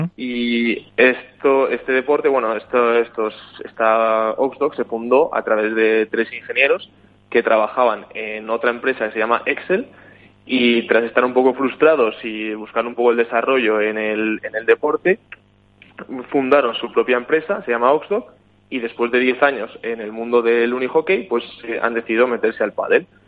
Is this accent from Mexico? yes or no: no; Spain; now in Sweden; yo soy de España